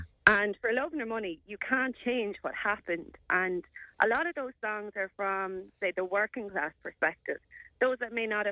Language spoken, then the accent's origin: English; Ireland; it's nearly like you're not allowed to be Irish anymore